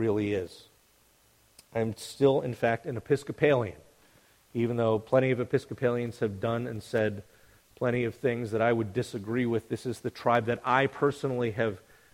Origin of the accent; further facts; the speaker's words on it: United States; I'm still an evangelical like I'm still an American